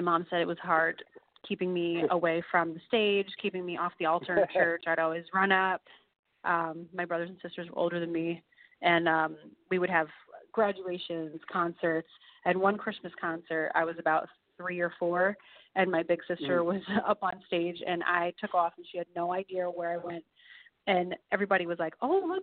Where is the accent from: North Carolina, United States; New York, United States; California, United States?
New York, United States; Milton; moved away; also born or lived in Georgia / Dallas, Texas; I'm from Milton, New York, Ulster County, which is like a rural area.